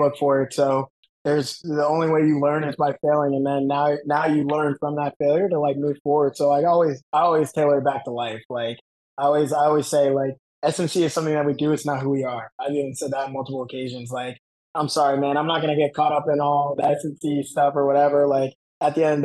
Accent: Florida, United States; I'm from Florida

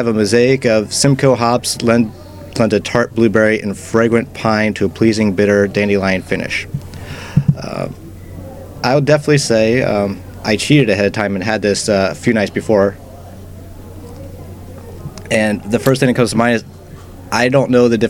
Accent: Ohio, United States; I am from Ohio.

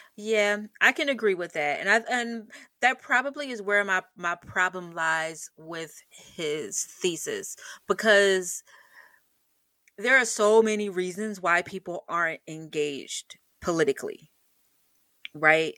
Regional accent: United States; as an American citizen

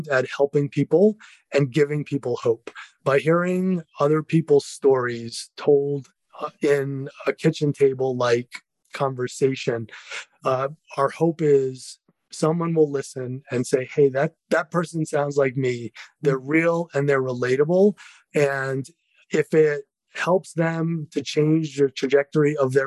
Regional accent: East Coast, about 45 minutes south of Boston, Massachusetts, United States; moved away as an adult; also born or lived in New York; now in Colorado, United States; I grew up on the East Coast, about 45 minutes south of Boston

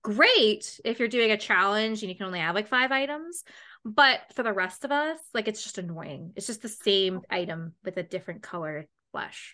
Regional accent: Canada; as a Canadian girl

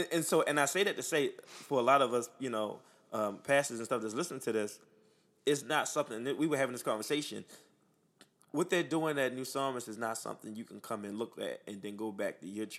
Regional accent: Baltimore, Maryland, United States; I grew up down the street at Lock Raven in Alameda.

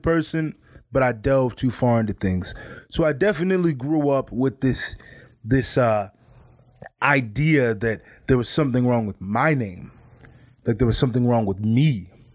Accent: Midwest, United States; I grew up in the Midwest

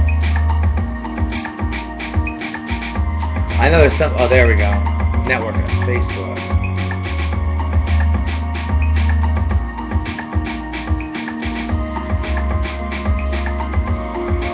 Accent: United States; I'm American after all.

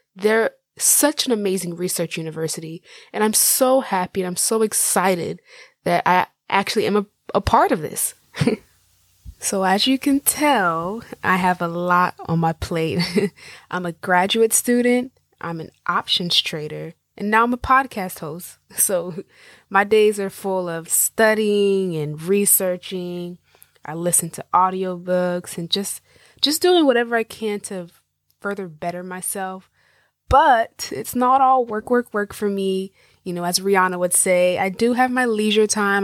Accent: Jacksonville, Florida, United States; also born or lived in Miami, Florida; I was born and raised in the United States, in Jacksonville, Florida, the Sunshine State

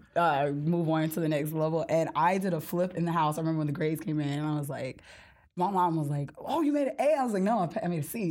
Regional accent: Gulf Coast of Mississippi, United States; moved away; I'm from the Gulf Coast of Mississippi

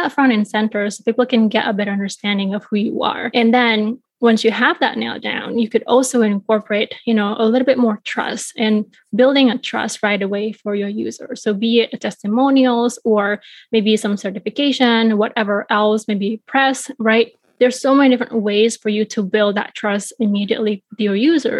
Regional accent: Bali, Indonesia; now in Chicago, United States; I was growing up in Bali, Indonesia

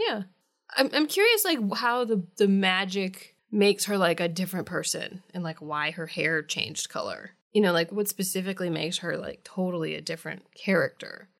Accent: Midwest, United States; moved away; where I grew up in the Midwest

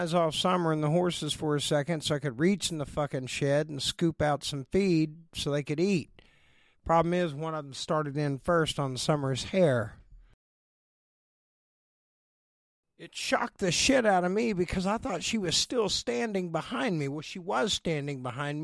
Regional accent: Oshelade, Oklahoma, United States; moved away as an adult; now in Los Angeles, United States; my hometown, Oshelade, Oklahoma

